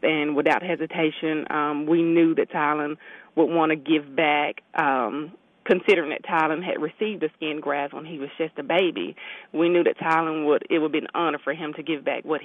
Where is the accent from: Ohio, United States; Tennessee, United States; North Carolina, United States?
Tennessee, United States; Memphis; now in Mississippi, United States; We're from Memphis